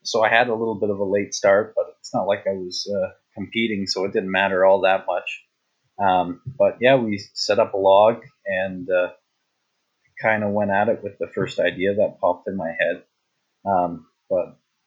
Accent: Canada; I'm actually from Canada

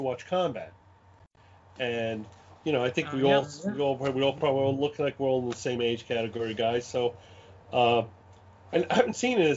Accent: New York City, New York, United States; accent: Brooklyn; this is a real Brooklyn accent. I was born in Brooklyn and raised in Brooklyn

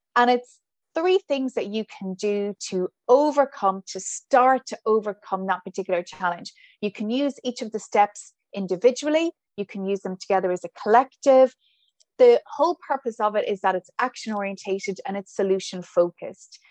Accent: Ballinasloe, Connacht, Ireland; accent: Irish; moved away as an adult; also born or lived in Saudi Arabia; now in Brooklyn, New York, United States; I'm from Galway

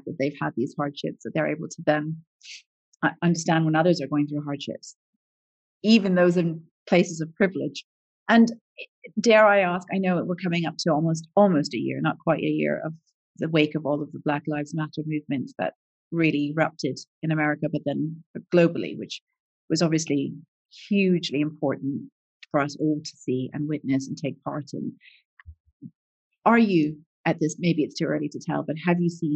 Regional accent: Canada; I grew up in Canada. So we're a multicultural country

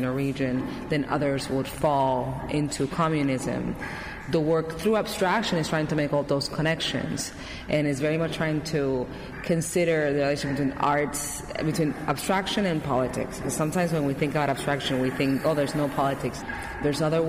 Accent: Carolina, Puerto Rico; I grew up in Puerto Rico in a town called Carolina, which is actually the birthplace of reggaeton.

